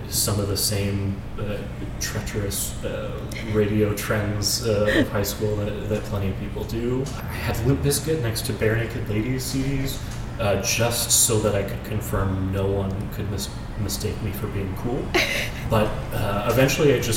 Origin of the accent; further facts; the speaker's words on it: Amherst, Ohio, United States; I'm from Amherst. It's about halfway between here and Cleveland